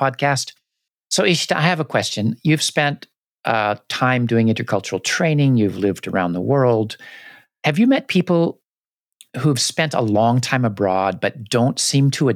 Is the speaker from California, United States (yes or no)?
yes; California, United States; I grew up in California